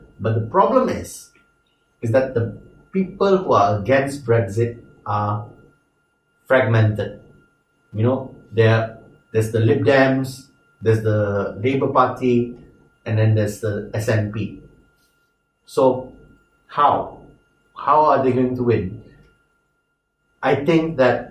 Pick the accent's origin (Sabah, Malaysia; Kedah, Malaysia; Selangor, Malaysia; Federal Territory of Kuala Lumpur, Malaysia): Sabah, Malaysia; as a Sabahan, as a Malaysian.